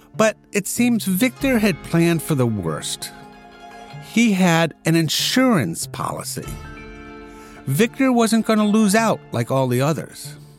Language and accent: English; United States; I'm an American